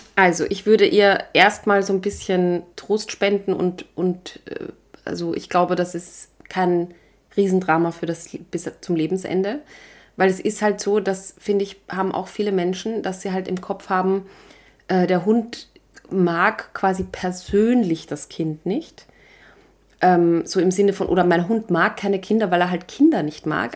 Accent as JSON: {"language": "German", "region": "Vienna", "country": "Austria", "said": "ein Leo, heißt das bei uns in Wien"}